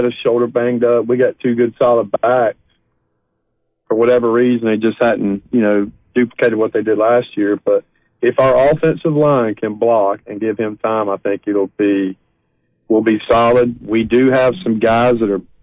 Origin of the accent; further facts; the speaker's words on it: Jasper, Florida, United States; also born or lived in St. Augustine, Florida / Jacksonville, Florida; my hometown of Jasper, Florida